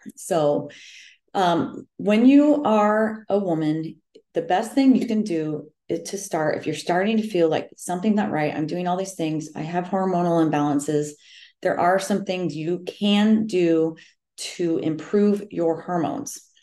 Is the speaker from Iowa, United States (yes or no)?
yes; central Iowa, United States; I am from the Midwest um, right smack in the middle of Iowa.